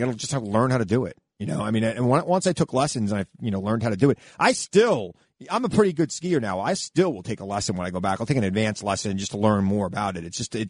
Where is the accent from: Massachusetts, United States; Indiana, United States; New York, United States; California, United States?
New York, United States; Lake Ronkonkoma; also born or lived in Centereach, New York / Albany, New York; Lake Ronkonkoma, where I grew up in Lake Ronkonkoma, but I moved to Center Reach when I was in ninth grade.